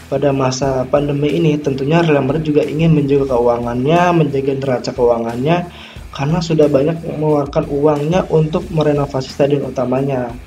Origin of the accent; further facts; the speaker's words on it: Jakarta, Indonesia; born there; lahir di Jakarta pada 3 November 1999.